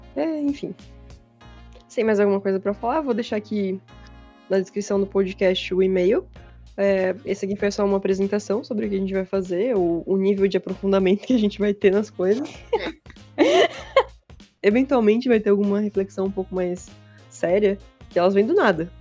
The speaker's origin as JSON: {"language": "Portuguese", "region": "Santa Catarina", "country": "Brazil", "accent": "manezinho", "said": "A gente tem todo mundo um sotaque meio, meio manezinho também."}